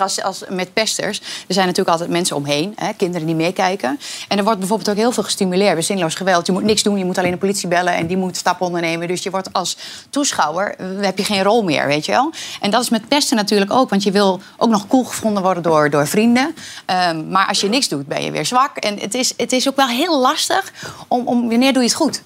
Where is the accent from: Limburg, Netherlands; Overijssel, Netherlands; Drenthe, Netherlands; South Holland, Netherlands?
Overijssel, Netherlands; Twente; ik ben Twents